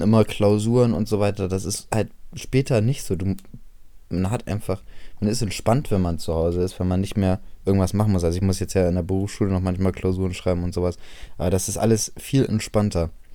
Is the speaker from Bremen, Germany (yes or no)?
yes; Bremen, Germany; dass ich aus Bremen komme